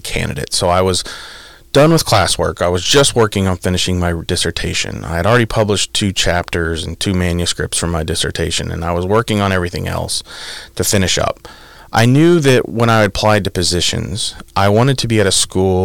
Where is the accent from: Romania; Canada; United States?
United States; Midwest; moved away as an adult; also born or lived in Illinois; now in Pennsylvania, United States; I'm from the Midwest. It was a big culture shock, right? It's I grew up in a decent sized town, of 150,000